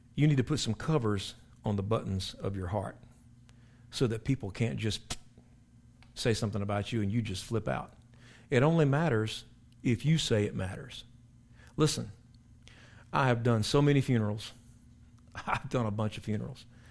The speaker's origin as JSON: {"language": "English", "region": "South Carolina", "country": "United States", "tie": "born or raised there", "moved": "yes", "said": "I went back to my hometown in South Carolina, King Street, which is not a very big place, but it's where I was born and raised"}